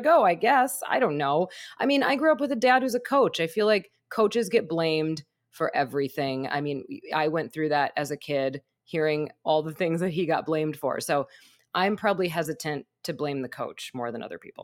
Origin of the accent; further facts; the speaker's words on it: Wisconsin, United States; moved away; I'm from Wisconsin